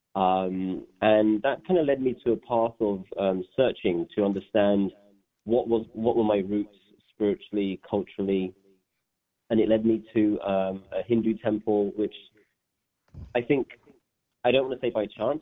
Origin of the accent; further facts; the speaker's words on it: London, United Kingdom; also born or lived in Leeds; my parents settled in um, northwest London, which is where I grew up